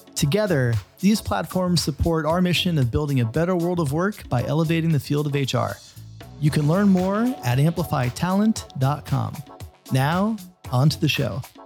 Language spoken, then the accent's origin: English; Florida, United States; being a kid growing up in Florida, not that far from Cape Canaveral